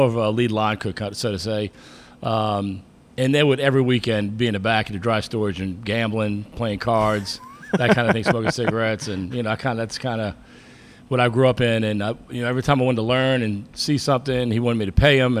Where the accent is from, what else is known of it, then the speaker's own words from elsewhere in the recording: New Orleans, Louisiana, United States; now in Atlanta, United States; growing up in New Orleans, as you can tell from my accent, one of five